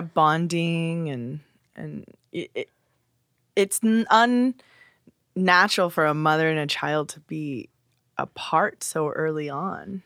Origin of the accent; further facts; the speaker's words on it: Simi Valley, California, United States; also born or lived in Los Angeles; I was born in Los Angeles and then moved to the suburb of Simi Valley